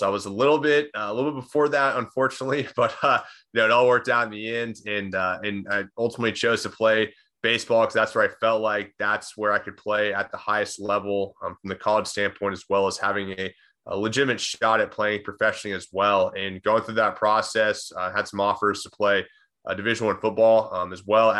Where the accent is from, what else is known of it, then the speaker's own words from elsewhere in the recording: Austin, Texas, United States; I'm born and raised in Austin, Texas. Lived there for practically my entire life.